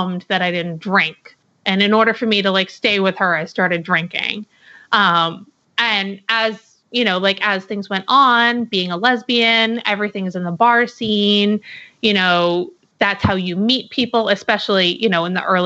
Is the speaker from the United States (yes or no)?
yes; New Hampshire, United States; moved away as an adult; now in Portland, United States; I'm originally from New Hampshire, but about 5 years ago, I moved to Portland, Oregon